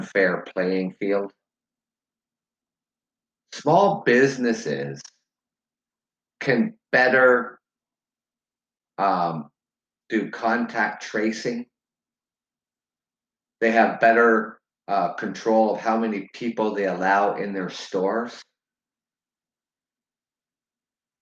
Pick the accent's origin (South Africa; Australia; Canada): Canada; I live in Canada, so I have nothing to do with Americans, elections, and stuff like that. I'm Canadian.